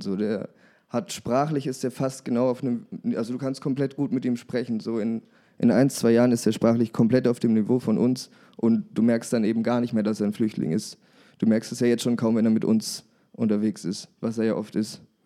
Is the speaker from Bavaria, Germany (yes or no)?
yes; Würzburg, Bavaria, Germany; ich komme aus Würzburg